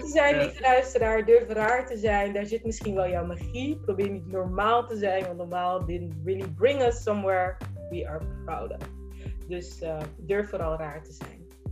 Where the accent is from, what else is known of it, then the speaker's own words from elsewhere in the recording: Rotterdam, South Holland, Netherlands; ik ben gewoon een Rotterdammer